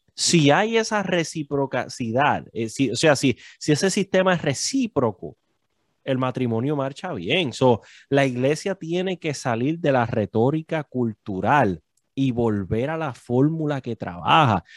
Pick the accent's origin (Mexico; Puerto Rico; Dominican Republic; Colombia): Puerto Rico; now in New York, United States; nosotros como puertorriqueños